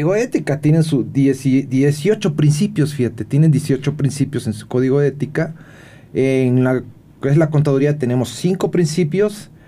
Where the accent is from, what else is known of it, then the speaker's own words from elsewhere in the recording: Mexico; el tequila como buen mexicano